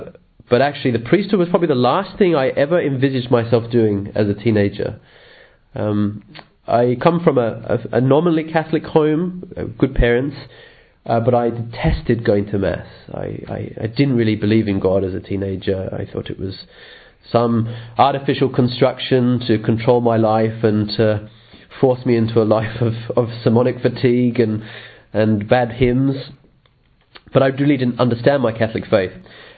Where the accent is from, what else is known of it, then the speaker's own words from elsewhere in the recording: England, United Kingdom; born there; also born or lived in Australia; I'm a priest of the Archdiocese of Sydney, Australia. I'm actually English born, and where I'm currently am at the moment, I'm finishing a doctorate in the United Kingdom on natural law.